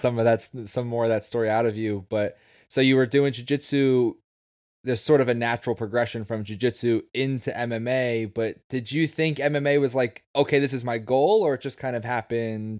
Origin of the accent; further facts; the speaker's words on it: Levittown, Pennsylvania, United States; now in New Jersey, United States; I grew up in Levittown, right outside of Philadelphia